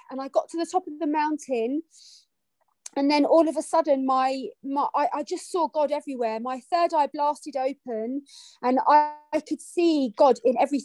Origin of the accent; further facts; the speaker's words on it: London, United Kingdom; I grew up in London, and I went to a Catholic school